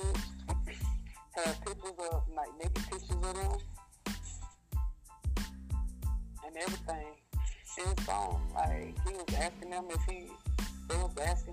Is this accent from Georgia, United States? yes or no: yes; Statesboro, Georgia, United States; I'm originally from Statesboro, Georgia